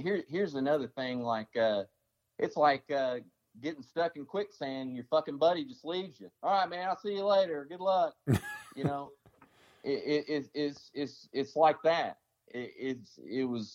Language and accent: English; Tennessee, United States; I'm from Tennessee